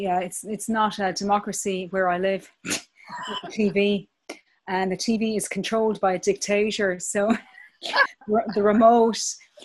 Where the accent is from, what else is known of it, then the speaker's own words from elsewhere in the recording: Belfast, Northern Ireland, United Kingdom; born there; technically I'm also a British citizen because I was born in Belfast.